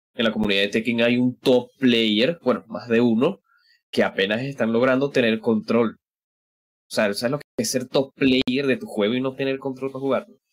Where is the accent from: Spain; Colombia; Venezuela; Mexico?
Venezuela; como diríamos acá en Venezuela